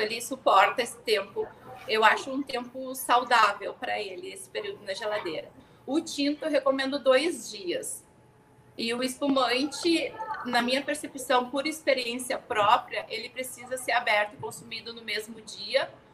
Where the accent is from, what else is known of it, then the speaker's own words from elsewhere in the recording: Rio Grande do Sul, Brazil; também sou gaúcha